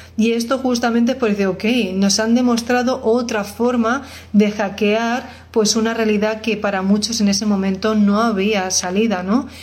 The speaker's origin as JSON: {"language": "Spanish", "country": "Spain", "said": "yo soy española"}